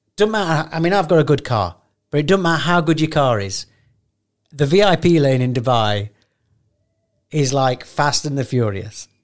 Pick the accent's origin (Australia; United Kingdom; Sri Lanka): United Kingdom; England; I'm from England